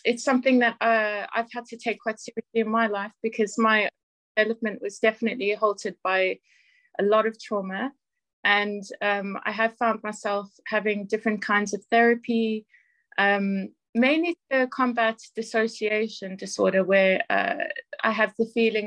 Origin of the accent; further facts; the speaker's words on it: South Africa; now in Northampton, United Kingdom; I'm originally from South Africa